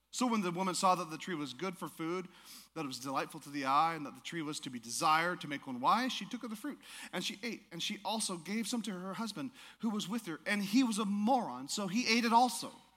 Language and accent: English; Alaska, United States; I'm from Alaska